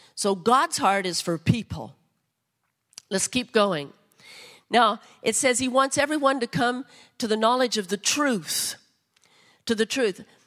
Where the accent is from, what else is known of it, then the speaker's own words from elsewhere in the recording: United States; as American citizens